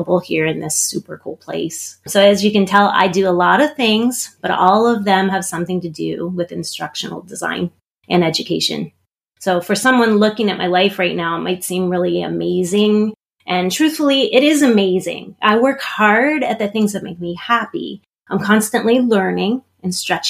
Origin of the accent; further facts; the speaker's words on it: Pittsburgh, Pennsylvania, United States; moved away; also born or lived in Maryland; I grew up in Pittsburgh, Pennsylvania, so I am American.